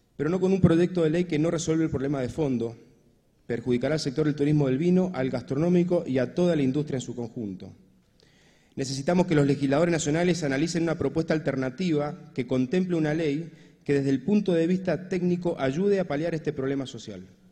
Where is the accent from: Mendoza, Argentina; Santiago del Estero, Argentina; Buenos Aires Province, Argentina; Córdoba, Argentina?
Mendoza, Argentina